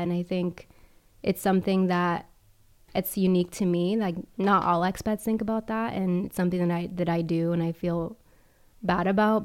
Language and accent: English; Charleston, South Carolina, United States; moved away as an adult; also born or lived in Miami, United States / El Salvador (parents); now in Rome, Italy; I grew up in Charleston and I'm in Italy now